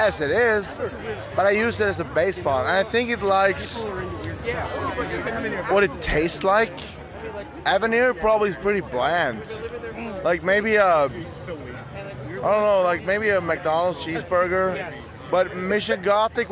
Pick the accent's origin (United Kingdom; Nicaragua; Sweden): Sweden; I'm from Sweden, so we have like really strict gun laws